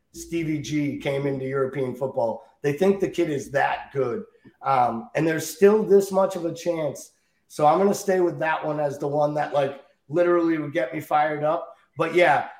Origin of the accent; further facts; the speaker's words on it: Ireland; as an Irish kid